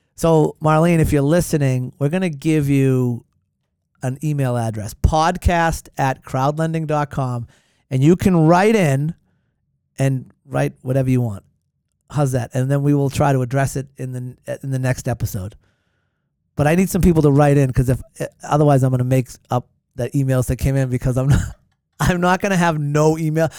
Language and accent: English; Hanover, Massachusetts, United States; moved away as an adult; now in Duxbury, United States; My hometown's Hanover